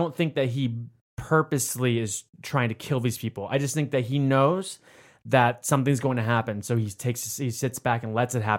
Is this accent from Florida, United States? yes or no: yes; Florida, United States; I grew up in Florida.